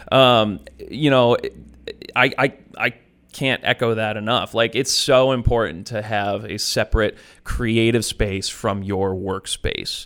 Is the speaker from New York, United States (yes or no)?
yes; Western New York, United States; I grew up in Western New York.